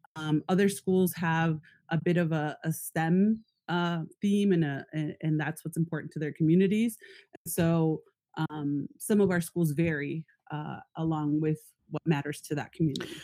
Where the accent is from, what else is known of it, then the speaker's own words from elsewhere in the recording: San Diego, California, United States; also born or lived in Tijuana, Mexico; now in Northern California, United States; I grew up in San Diego and Tijuana on both sides of the border